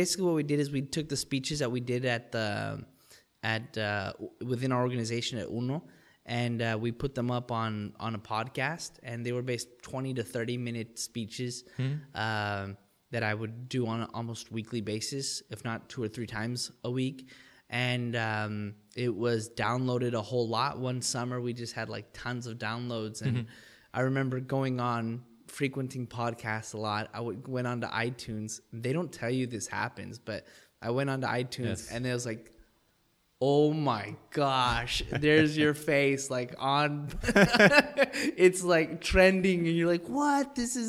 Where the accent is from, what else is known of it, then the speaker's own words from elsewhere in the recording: El Paso, Texas, United States; Well, I mean, I'm born and bred in El Paso, Texas. My dad's American. My mom's Mexican. I grew up on the border.